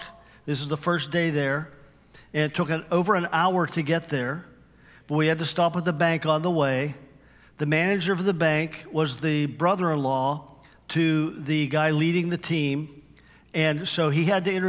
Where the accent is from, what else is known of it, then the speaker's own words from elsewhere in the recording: Western Pennsylvania, United States; accent: Western PA; moved away as an adult; also born or lived in Cuyahoga Falls, Ohio; where I grew up in Western Pennsylvania